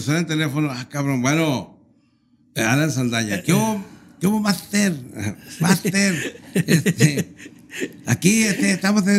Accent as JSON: {"language": "Spanish", "town": "Torreón", "region": "Coahuila", "country": "Mexico", "moved": "yes", "lives_now": "Monterrey, Mexico", "said": "yo soy de Torreón"}